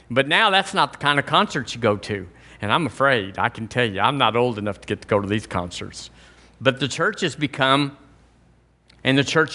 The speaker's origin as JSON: {"language": "English", "region": "Alabama", "country": "United States", "tie": "born or raised there", "said": "I was born and raised in Alabama. This is my home. This is my culture."}